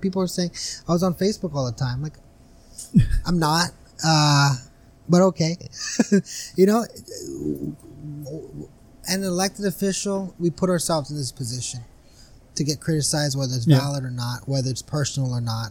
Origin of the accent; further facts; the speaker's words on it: Brawley, California, United States; I'm from the west side of Brawley, born and raised